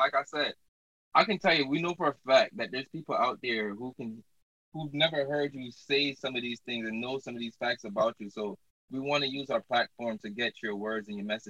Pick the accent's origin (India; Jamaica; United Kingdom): Jamaica; moved away; And plus, when I came up here from Jamaica, I got subjugated to a lot of shots already.